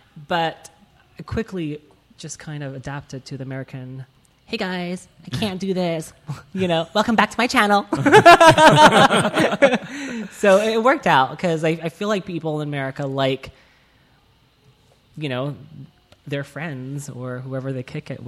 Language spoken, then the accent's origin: English; Malaysia; moved away as an adult; also born or lived in Taiwan; now in Los Angeles, United States; So I was born in Taiwan. I moved to Malaysia when I was 5. Whoa. And I stayed there for, I think, 13 or 14 years.